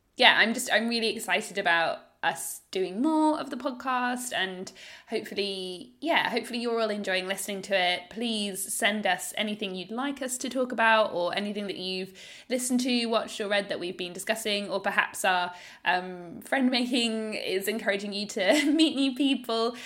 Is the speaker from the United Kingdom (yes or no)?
yes; United Kingdom; now in Australia; as a British person as well, living in Australia